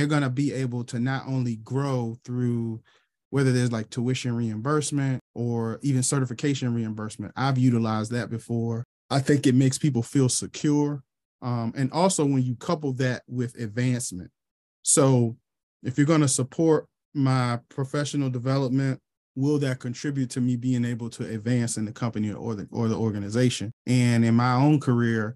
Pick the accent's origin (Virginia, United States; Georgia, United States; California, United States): Virginia, United States; Charlottesville; I was born and raised in Charlottesville, Virginia